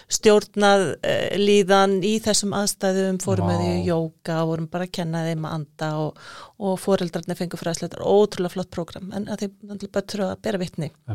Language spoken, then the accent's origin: Icelandic; Iceland; moved away as an adult; also born or lived in Nicaragua; við erum Íslandingar